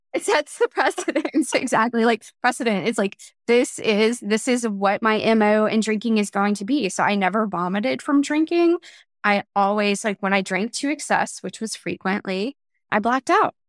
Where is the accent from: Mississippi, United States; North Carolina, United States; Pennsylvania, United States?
North Carolina, United States; moved away as an adult; also born or lived in Chicago / Germany / Atlanta; I was born and raised in North Carolina